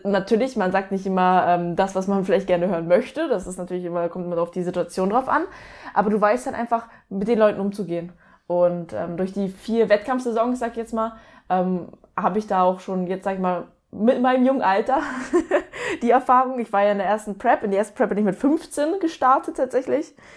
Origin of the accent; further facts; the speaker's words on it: towards Hamburg, Lübeck, Northern Germany, Germany; now in near Stuttgart, Germany; ursprünglich aus dem Norden, aus äh, Richtung Hamburg, Lübeck.